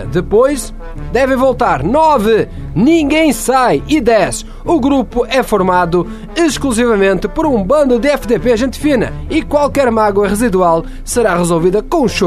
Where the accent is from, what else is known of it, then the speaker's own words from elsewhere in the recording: Santa Catarina, Brazil; now in Canoas, Brazil; eu sou de Santa Catarina, mas eu moro em Canoas.